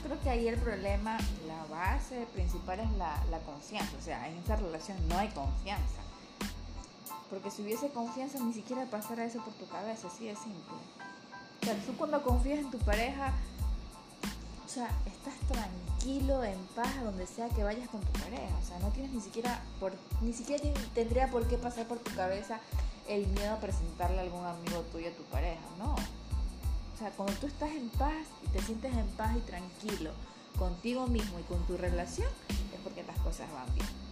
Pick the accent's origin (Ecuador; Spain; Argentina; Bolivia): Ecuador; Guayaquil, Guayas; Somos guayacos